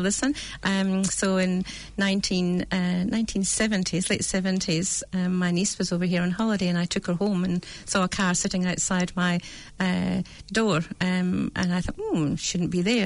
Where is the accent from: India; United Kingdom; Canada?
United Kingdom; accent: British; now in New Zealand; you can hear my accent from, from mm-hmm. Britain